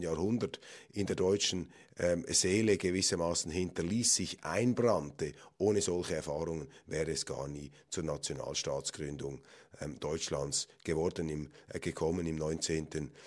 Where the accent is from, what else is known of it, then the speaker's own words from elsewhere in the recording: Switzerland; als Schweizer